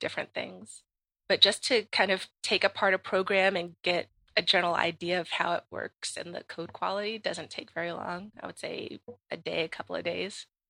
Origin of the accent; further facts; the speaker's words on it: Washington, District of Columbia, United States; I grew up in Washington, D C